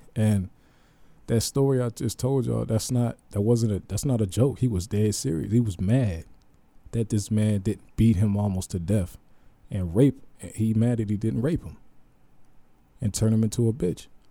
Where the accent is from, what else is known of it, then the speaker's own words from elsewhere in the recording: Youngstown, Ohio, United States; moved away as an adult; I'm from Ohio.